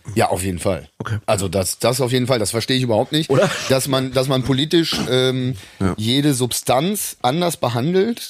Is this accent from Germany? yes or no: yes; Rhineland, Germany; moved away; also born or lived in Munich; ich bin ja im Rheinland zur Schule gegangen